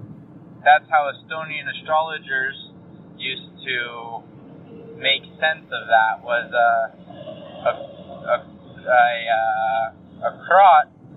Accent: North Carolina, United States; moved away as an adult; now in Utah, United States; I'm originally from North Carolina.

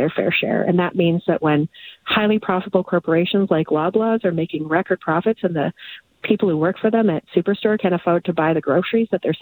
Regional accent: northern Alberta, Canada; now in Edmonton, Canada; I grew up in Canuso, a very small, it's a hamlet, in fact, in northern Alberta.

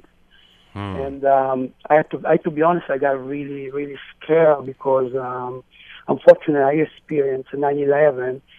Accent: New York City, New York, United States; as a New Yorker

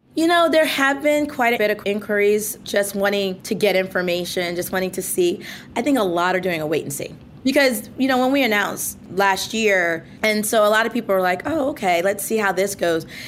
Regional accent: Mount Vernon, New York, United States; where I grew up in Mount Vernon, New York

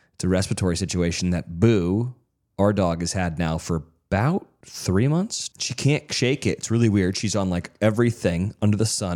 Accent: California, United States; I'm from California

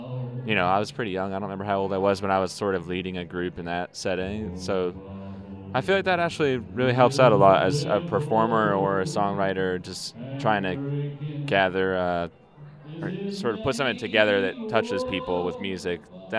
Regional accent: New Hampshire, United States; moved away; I didn't grow up in Brooklyn. I grew up in New Hampshire

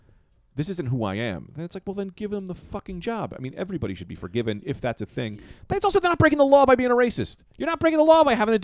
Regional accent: Boston, Massachusetts, United States; It's, I grew up in Boston. We say fag a lot.

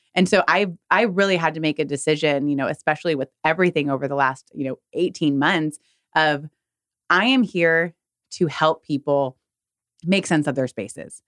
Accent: California, United States; moved away as an adult; now in Texas, United States; I'm from California

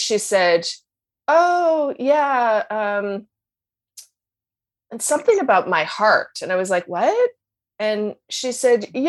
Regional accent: Canada; I'm so Canadian

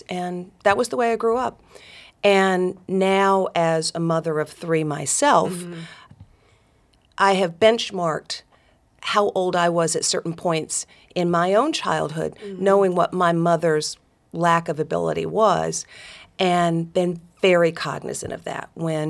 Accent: Dalton, Georgia, United States; I'm one of four daughters, grew up in Northwest Georgia. My hometown is Dalton, Georgia, carpet capital of the world.

